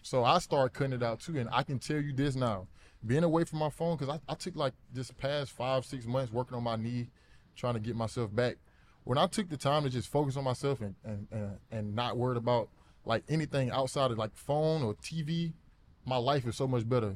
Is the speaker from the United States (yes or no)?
yes; Alabama, United States; moved away as an adult; also born or lived in Arizona; I grew up in Alabama